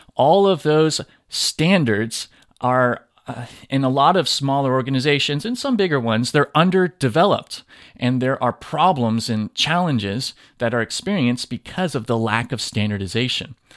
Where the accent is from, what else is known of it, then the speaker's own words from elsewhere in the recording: Southern California, United States; now in Tennessee, United States; I grew up in Southern California and I talk funny sometimes when I'm around people where I live now in Tennessee